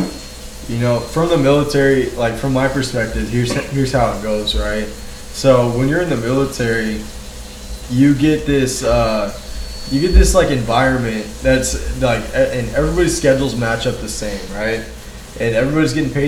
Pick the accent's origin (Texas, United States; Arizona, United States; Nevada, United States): Texas, United States; Marion; I do appreciate growing up in Marion.